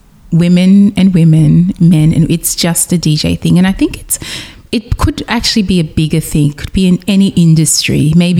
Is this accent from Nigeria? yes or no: yes; Nigeria; because being West African, being Nigerian, that's the heart of Afrobeats.